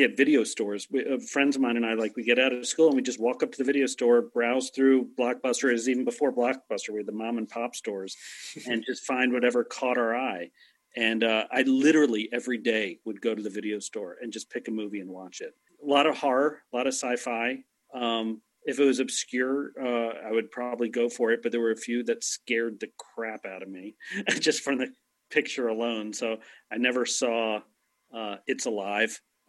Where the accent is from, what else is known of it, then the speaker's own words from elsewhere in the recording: Maryland, United States; I was born and raised in Maryland. I'm a Marylander. And so if I talk a little funny, that's probably why. You know, it's just, we tend to slur our words over there.